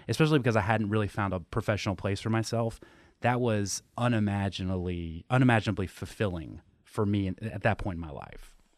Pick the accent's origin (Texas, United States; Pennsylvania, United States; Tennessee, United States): Tennessee, United States; I grew up in Tennessee